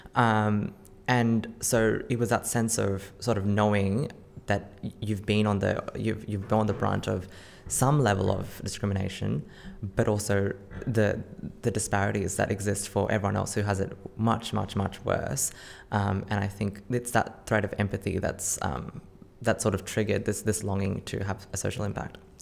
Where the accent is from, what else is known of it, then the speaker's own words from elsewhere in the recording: Campbelltown, New South Wales, Australia; I grew up in Campbelltown